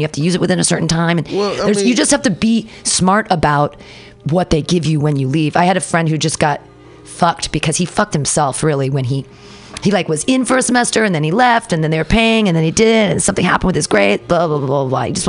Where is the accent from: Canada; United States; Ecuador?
United States; as an American